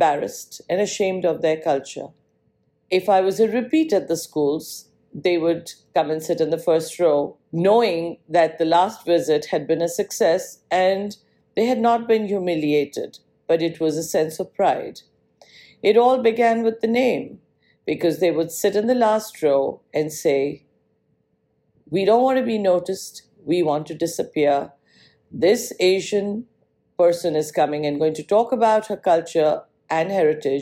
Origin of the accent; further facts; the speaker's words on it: Punjab, India; also born or lived in Mumbai, Maharashtra; now in New York, United States; I was born in Mumbai, Maharashtra, and moved at a very young age to the northern part of India